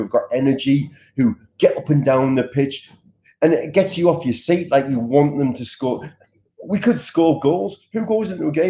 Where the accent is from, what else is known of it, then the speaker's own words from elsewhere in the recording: Sunderland, North East England, United Kingdom; I grew up in Sunderland